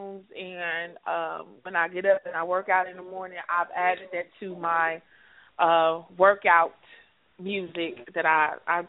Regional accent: Chicago, Illinois, United States; I'm from Chicago

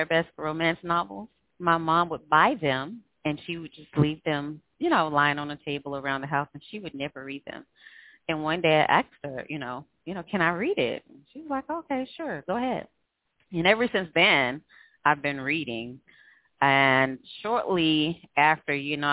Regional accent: Greenville, Mississippi, United States; moved away as an adult; now in Houston, United States; I was born and raised in Greenville, Mississippi, but I've been here since the end of 2007

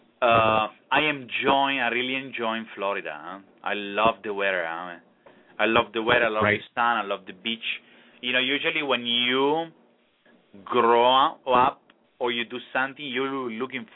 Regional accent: Italy; English is a second language; moved away as an adult; now in Key Biscayne, United States; my growing up in Italy

